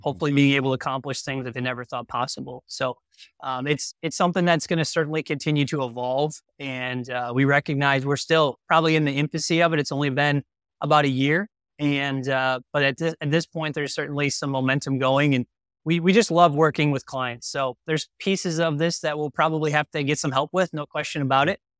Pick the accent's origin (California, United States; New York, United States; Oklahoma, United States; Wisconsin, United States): Wisconsin, United States; growing up in Wisconsin